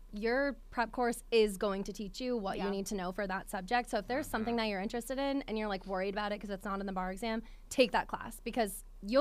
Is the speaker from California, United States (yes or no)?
no; upstate New York, United States; moved away as an adult; also born or lived in Williamsburg, Virginia; now in Richmond, United States; I grew up in New York, so it's much different. Like, upstate New York, very rural area